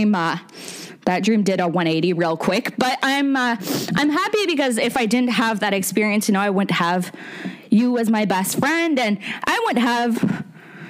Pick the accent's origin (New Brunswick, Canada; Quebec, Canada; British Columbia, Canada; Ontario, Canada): New Brunswick, Canada; Fredericton; also born or lived in Moncton, New Brunswick; So I'm originally from Fredericton, New Brunswick. It's the capital of the province. And I did all my schooling there.